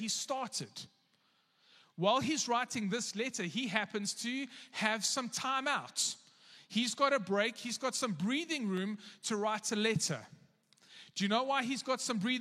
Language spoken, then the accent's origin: English; South Africa; as a South African